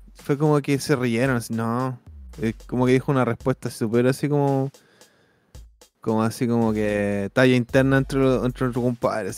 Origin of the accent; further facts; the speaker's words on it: Chile; moved away; Voy a decirles cómo no me van a dejar entrar a mi país